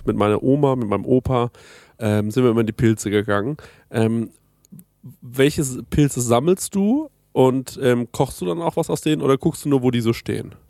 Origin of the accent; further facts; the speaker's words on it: Spessart, Germany; unser Spessart